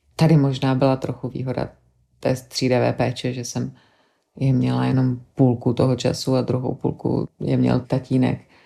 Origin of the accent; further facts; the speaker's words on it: Czechia; moved away as an adult; also born or lived in London; now in Belgium; na Čechy, kde jsem vyrůstala, kde mám vzpomínky na dětství